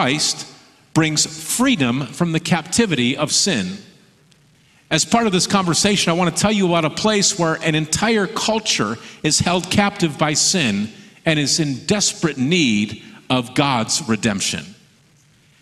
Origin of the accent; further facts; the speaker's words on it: Michigan, United States; now in Oregon, United States; I grew up in Michigan. I live in Oregon now